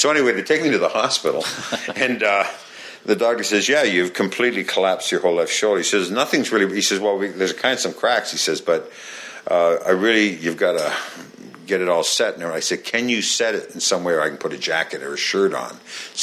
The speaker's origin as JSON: {"language": "English", "country": "Canada", "tie": "born or raised there", "accent": "Canadian", "said": "I came up in Canada. I'm from Canada"}